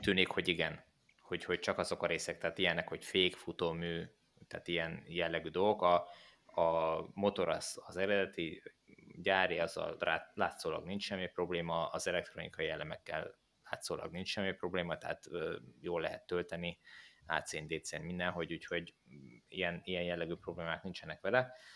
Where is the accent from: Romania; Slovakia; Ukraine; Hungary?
Hungary; Hódmezővásárhely, Csongrád-Csanád; moved away; a Kódmezővásárhelyen, ahol én fölnőttem